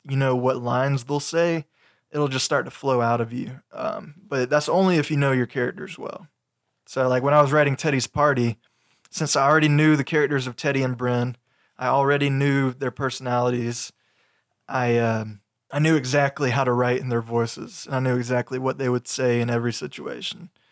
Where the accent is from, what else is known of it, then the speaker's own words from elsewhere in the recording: Augusta, Georgia, United States; moved away as an adult; now in Aiken County, United States; I was raised in the Augusta area, but I moved to Aiken County when I got married